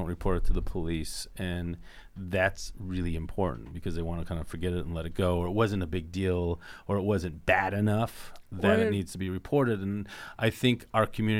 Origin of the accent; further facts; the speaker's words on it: Indiana, United States; we're from Indiana